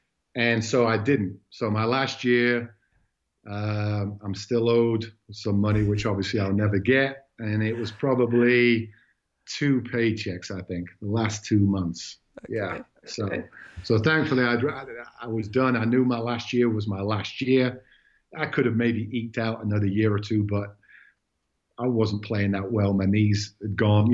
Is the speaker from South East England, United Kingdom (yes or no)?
no; Southport, North West England, United Kingdom; moved away as an adult; also born or lived in Wyoming, United States / Montana, United States; now in Bozeman, United States; I can live in my hometown in Southport